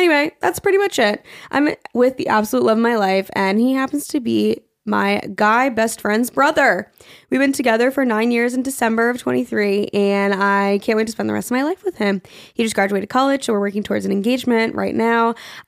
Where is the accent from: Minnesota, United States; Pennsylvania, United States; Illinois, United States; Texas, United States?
Texas, United States; I am from Texas. It's in a suburb south of Houston.